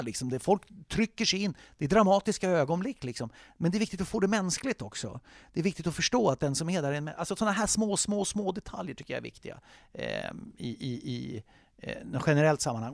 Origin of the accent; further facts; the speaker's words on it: Sweden; som svensk